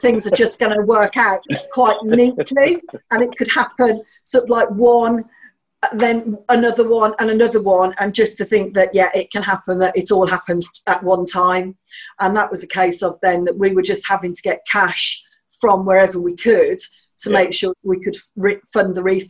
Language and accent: English; Birmingham, West Midlands, United Kingdom; In Birmingham.